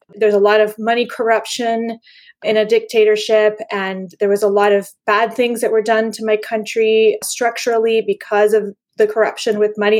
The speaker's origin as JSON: {"language": "English", "country": "Panama", "tie": "born or raised there", "said": "I grew up in Panama when it was a dictatorship"}